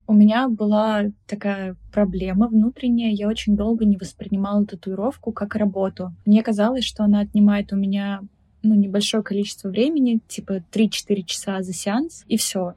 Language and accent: Russian; Republic of Karelia, Russia; moved away as an adult; also born or lived in Petrozavodsk; now in Saint Petersburg, Russia; я из Карелии, и мне кажется, что этот факт очень сильно сформировал меня как личность, потому что я всю жизнь была окружена природой